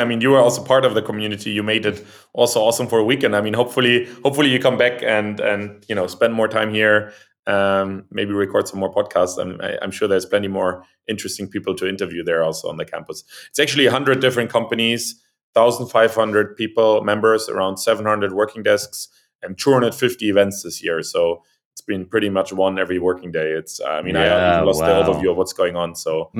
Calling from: Berlin, Germany; I'm calling in from Berlin.

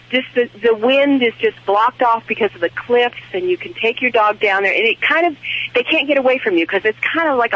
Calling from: Shell Beach, California, United States; I'm calling from Shell Beach, California.

